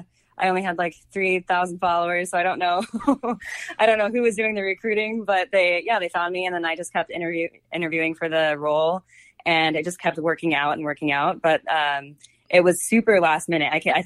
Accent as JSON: {"language": "English", "town": "Cincinnati", "region": "Ohio", "country": "United States", "also_born_or_lived": "Oklahoma / Japan / Washington, D.C.", "said": "I think I'm from Cincinnati. My dad was in the Air Force, so I'm from literally all over the place. I've lived in like Oklahoma, Japan, D.C."}